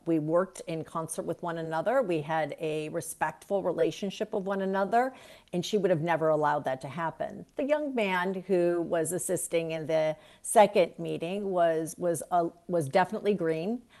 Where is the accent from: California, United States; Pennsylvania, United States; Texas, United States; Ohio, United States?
Ohio, United States; Cleveland; moved away as an adult; I love my hometown. It will always remain my hometown, no matter how many years I've been away